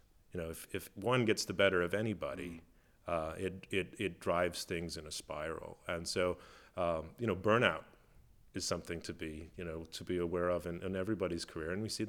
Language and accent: English; Midwest, United States; those things that are accessible maybe to you as a kid growing up in the Midwest. But I knew that's where I wanted to go.